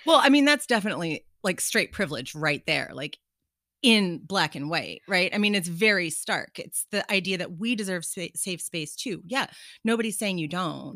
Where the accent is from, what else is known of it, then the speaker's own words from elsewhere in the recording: Lima, Ohio, United States; moved away; my hometown in Ohio